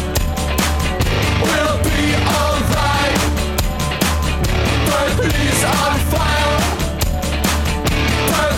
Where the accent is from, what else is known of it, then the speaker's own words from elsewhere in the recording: Canada; I was born in Canada